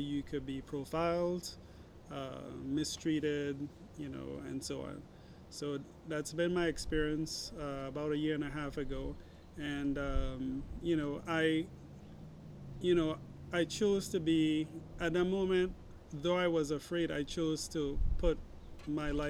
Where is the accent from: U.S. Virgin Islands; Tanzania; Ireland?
U.S. Virgin Islands; St. Thomas; I'm from the U.S. Virgin Islands, St. Thomas.